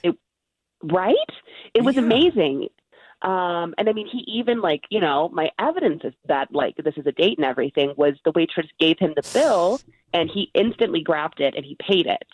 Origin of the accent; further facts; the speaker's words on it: Bay Area, California, United States; now in Los Angeles, United States; we grew up in the Bay Area together